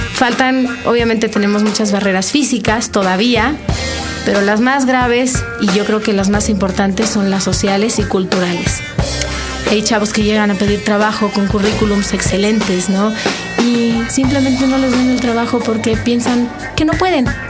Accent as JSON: {"language": "Spanish", "country": "Mexico", "said": "como mexicanos"}